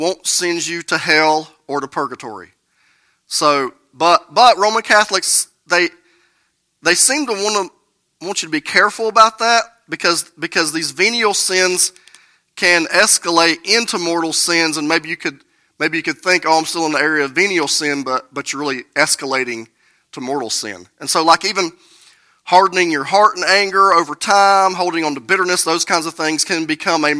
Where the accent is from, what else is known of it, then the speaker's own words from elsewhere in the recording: United States; I grew up here in Burke County in the Bible Belt.